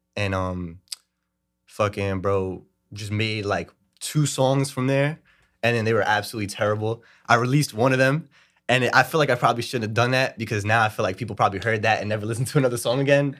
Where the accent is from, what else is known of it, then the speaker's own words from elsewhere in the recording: New York City, New York, United States; I'm from Brooklyn, New York